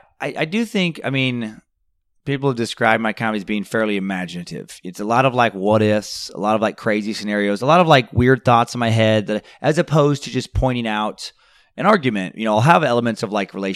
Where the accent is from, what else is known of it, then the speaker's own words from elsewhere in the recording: Riggins, Idaho, United States; also born or lived in Grangeville, Idaho; I was born in Grangeville, Idaho, only because Riggins, Idaho, which is where we actually lived, is not big enough for its own hospital.